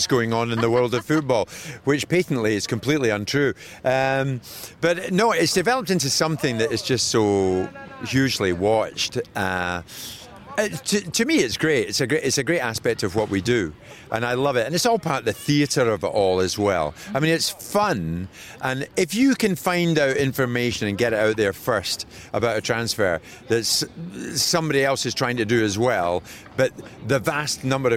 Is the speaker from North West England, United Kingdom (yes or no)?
no; Scotland, United Kingdom; I'm Scottish